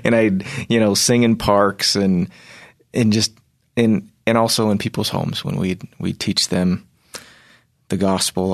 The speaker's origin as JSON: {"language": "English", "region": "Virginia", "country": "United States", "tie": "born or raised there", "said": "I was raised in Virginia"}